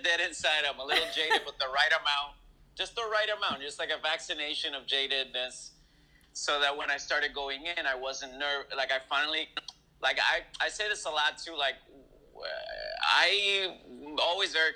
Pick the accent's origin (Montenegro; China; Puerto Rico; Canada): Puerto Rico; moved away; also born or lived in Fresno, California / Los Angeles; I'm born and raised in Puerto Rico